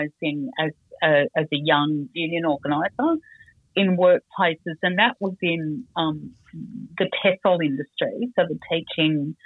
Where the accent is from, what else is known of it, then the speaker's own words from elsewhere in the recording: Sydney, New South Wales, Australia; I grew up on Dharawal country in Sydney next to the beach at Cronulla.